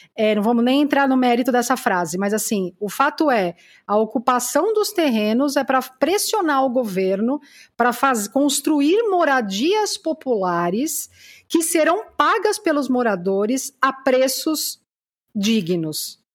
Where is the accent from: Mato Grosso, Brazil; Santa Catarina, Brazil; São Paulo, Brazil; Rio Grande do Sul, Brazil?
São Paulo, Brazil; São Caetano do Sul; Eu sou de São Caetano